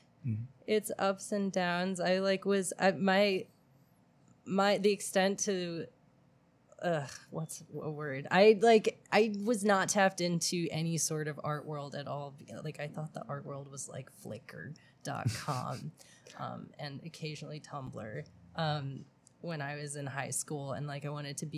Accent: Oahu, Hawaii, United States; moved away as an adult; also born or lived in Manhattan, Kansas; now in New York, United States; my mom moved me and my family to Oahu, Hawaii when I was 10

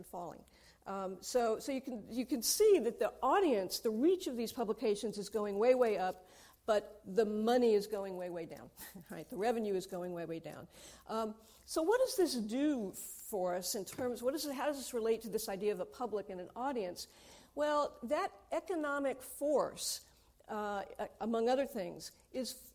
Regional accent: United States; I'm American

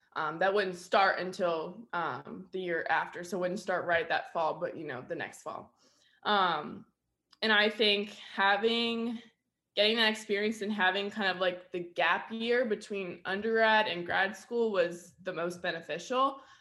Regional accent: Virginia Beach, Virginia, United States; moved away as an adult; now in Lexington, United States; I'm from Virginia Beach, Virginia

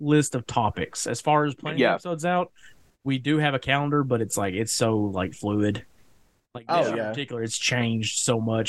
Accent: East Tennessee, United States; I am from East Tennessee

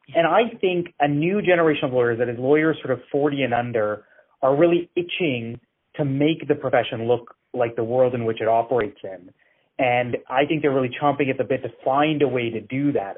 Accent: Edmonton, Alberta, Canada; I grew up in Edmonton

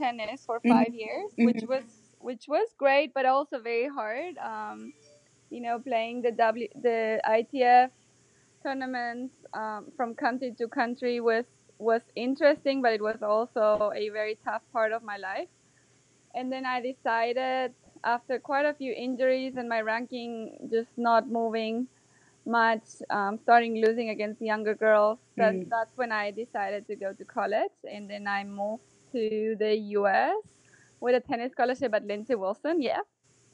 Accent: northern Argentina, Argentina; moved away as an adult; also born or lived in Germany / Buenos Aires, Argentina; now in United States; I was born in Germany, and then my parents moved to Argentina when I was young. But we lived in a small town in the middle of nowhere up north.

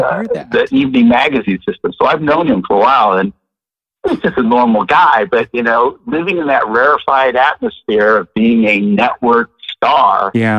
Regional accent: Portland, Oregon, United States; moved away as an adult; also born or lived in San Francisco / Los Angeles / Sacramento; now in Seattle, United States; I'm from Portland, right? You are? That's where I grew up.

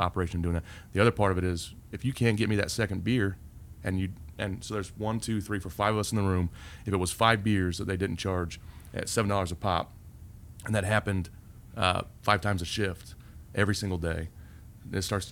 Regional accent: Indianapolis, Indiana, United States; also born or lived in Fort Myers Beach, Florida; now in Indianapolis, United States; I grew up here

